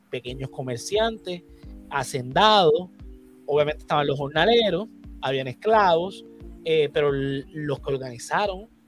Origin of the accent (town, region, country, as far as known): Puerto Rico